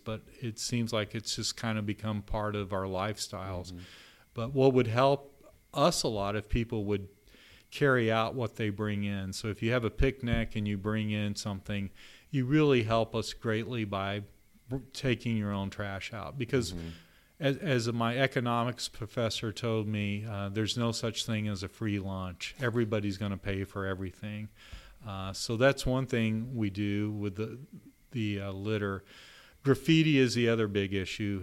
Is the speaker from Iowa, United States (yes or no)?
no; Texas, United States; now in Louisville, United States; down in Austin, Texas, uh, my home state